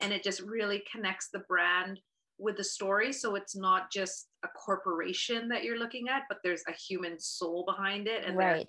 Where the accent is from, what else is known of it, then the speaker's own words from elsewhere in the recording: Philippines; like all the designs you have picked, I get it, because I'm Filipino.